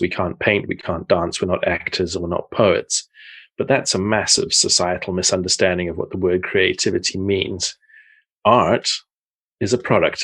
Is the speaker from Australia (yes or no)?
no; South Africa; moved away as an adult; also born or lived in Portsmouth, England / Netherlands; now in Zeist, Netherlands; I grew up in South Africa, but I was born in Portsmouth in the south of England.